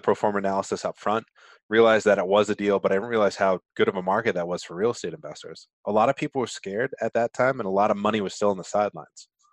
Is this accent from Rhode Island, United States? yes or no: yes; Rhode Island, United States; accent: Rhode Island; my Rhode Island accent